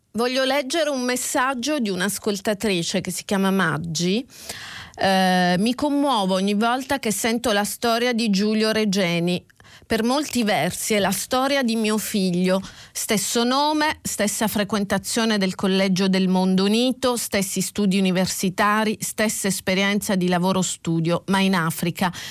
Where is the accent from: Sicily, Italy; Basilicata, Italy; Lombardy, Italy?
Sicily, Italy; Catania; da catanese, da, eh, quindi Sicilia orientale a un passo da casa mia